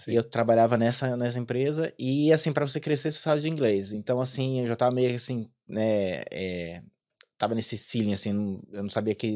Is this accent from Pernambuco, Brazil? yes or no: no; São Paulo, Brazil; moved away as an adult; also born or lived in Maranhão; now in Ireland; eu sou de São Paulo